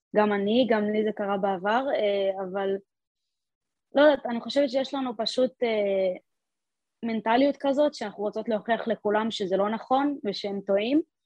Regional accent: Talmon, Central District, Israel; moved away as an adult; now in Split, Croatia; לקבוצת בנים במושב שלי

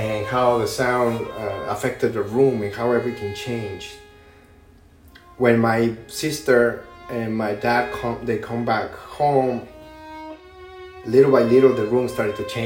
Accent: Monterrey, Nuevo León, Mexico; moved away; I grew up in Mexico, in outside of Monterrey City.

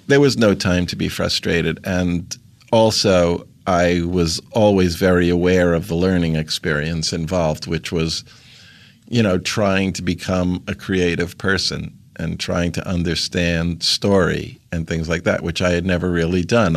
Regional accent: New York City, New York, United States; also born or lived in Maryland; I grew up in Queens

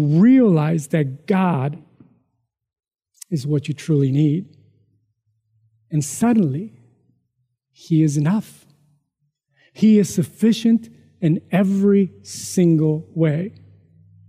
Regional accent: Mexico; moved away; growing up in Mexico, poor

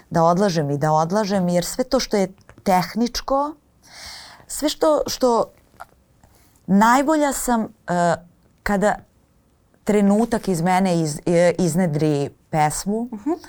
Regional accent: Kostolac, Braničevo District, Serbia; s obzirom na to da sam odrasla u Kostolcu

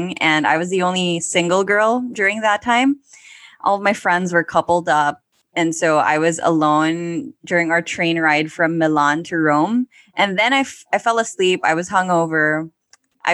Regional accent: Manila, Metro Manila, Philippines; I grew up in Manila

